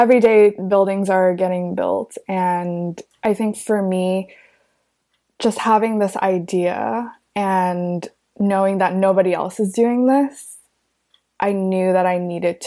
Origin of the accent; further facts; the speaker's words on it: New York City, New York, United States; growing up in New York City, I think a lot of my social life was centered in Manhattan